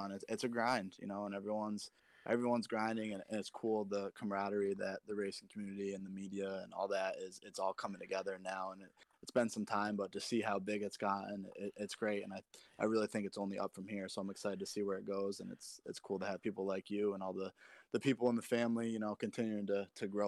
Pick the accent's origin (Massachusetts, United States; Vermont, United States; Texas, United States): Vermont, United States; I'm from Vermont too.